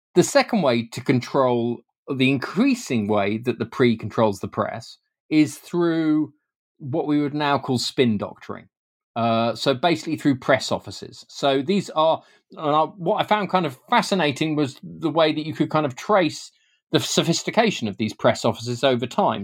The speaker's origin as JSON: {"language": "English", "country": "United Kingdom", "said": "as a British Mexicanist"}